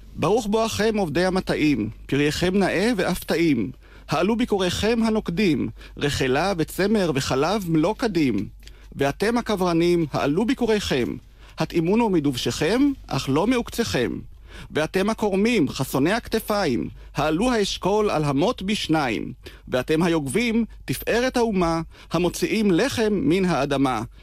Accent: Degania, Northern District, Israel; גדלתי בדגניה

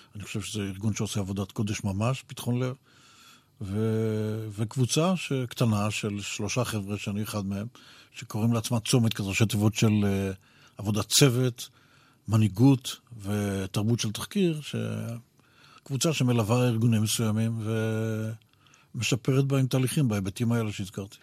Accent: Israel

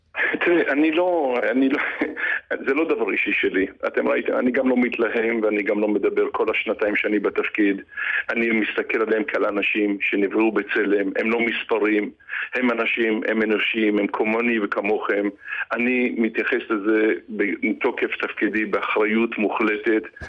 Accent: Bat Yam, Tel Aviv District, Israel; אני גדלתי בבת ים ואני מכיר את דרום תל אביב

